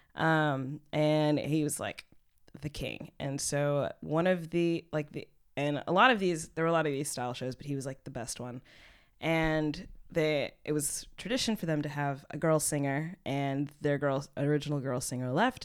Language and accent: English; Texas, United States; now in Berlin, Germany; I'm from Texas